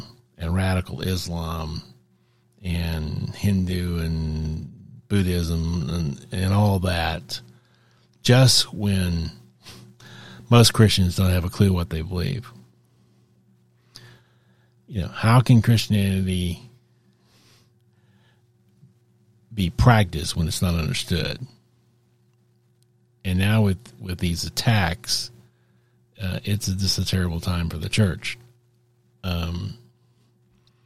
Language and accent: English; United States; I'm American, that's where I come from